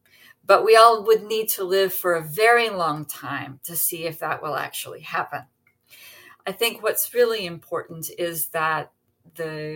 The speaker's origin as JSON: {"language": "English", "country": "United States", "said": "now I'm an American"}